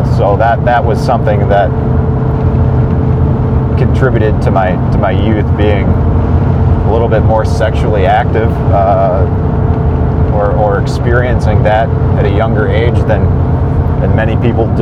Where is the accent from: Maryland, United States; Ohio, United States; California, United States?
Ohio, United States; Bay Village; the house I grew up in Brook Lane, Bay Village, Ohio